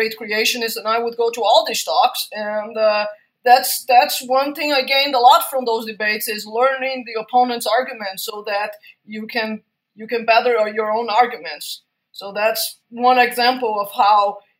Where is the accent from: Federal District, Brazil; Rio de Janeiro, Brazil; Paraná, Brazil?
Rio de Janeiro, Brazil; moved away as an adult; also born or lived in United Kingdom; now in United States; I was born in Rio de Janeiro